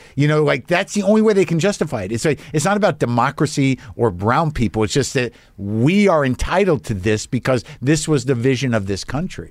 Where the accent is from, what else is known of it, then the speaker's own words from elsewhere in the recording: New Mexico, United States; I grew up in New Mexico around, you know, galleries